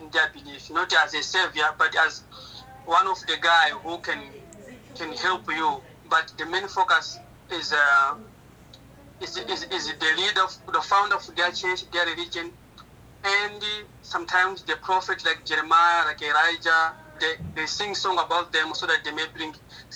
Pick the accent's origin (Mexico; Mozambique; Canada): Mozambique; Sussundenga district, Manica; I was born in Sosundenga district in Manica province in Mozambique